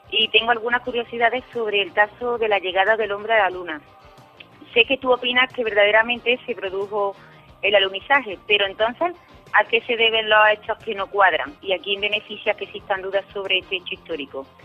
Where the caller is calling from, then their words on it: Córdoba, Andalusia, Spain; Buenas madrugadas … de Córdoba y tengo una pregunta para Santiago Camacho.